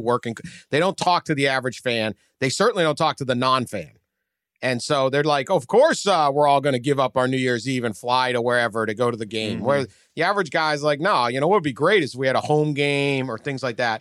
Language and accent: English; Northeast, United States; I grew up in the Northeast too.